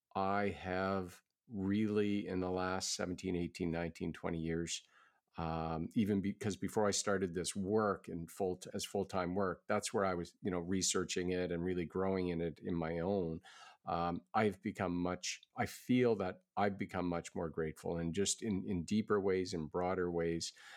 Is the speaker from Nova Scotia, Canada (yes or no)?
yes; Halifax, Nova Scotia, Canada; that's my hometown